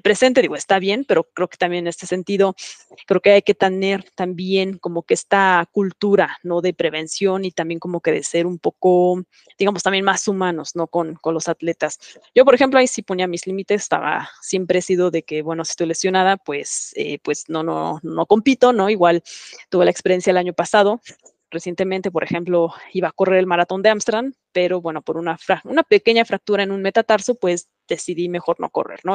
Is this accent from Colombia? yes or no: no; Mexico; moved away; soy mexicana